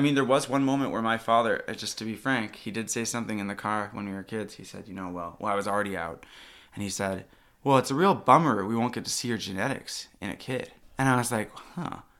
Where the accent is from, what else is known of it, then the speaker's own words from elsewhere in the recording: Milwaukee, Wisconsin, United States; moved away as an adult; also born or lived in Russia / Utah; now in Seattle, United States; I'm adopted from Russia, but I grew up in, uh, Wisconsin, so right around Milwaukee